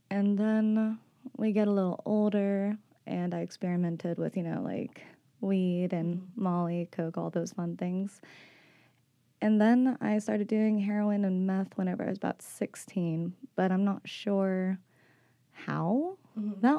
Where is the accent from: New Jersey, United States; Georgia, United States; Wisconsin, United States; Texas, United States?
Texas, United States; Arlington; now in Austin, United States; I'm 24 years old, and I came from Arlington, Texas, moved to Austin about four years ago, actually, to get sober.